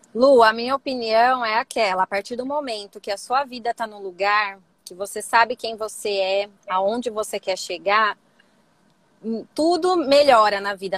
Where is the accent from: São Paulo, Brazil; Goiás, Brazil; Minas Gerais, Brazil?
São Paulo, Brazil; Campinas; Eu sou aqui de Campinas, é, tá. estado de São Paulo.